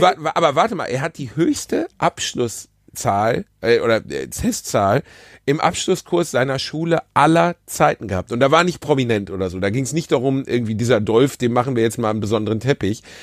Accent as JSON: {"language": "German", "area": "Ruhr area", "region": "North Rhine-Westphalia", "country": "Germany", "said": "Ich komme aus dem Ruhrgebiet"}